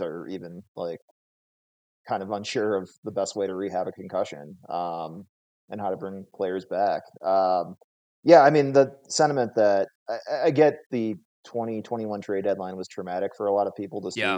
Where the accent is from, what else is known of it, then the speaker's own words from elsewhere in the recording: Minnesota, United States; now in Las Vegas, United States; I grew up in Minnesota, so very hockey